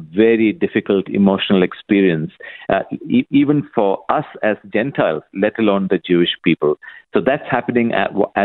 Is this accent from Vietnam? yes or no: no; Kuwait; moved away; I was born and brought up in Kuwait in the Middle East.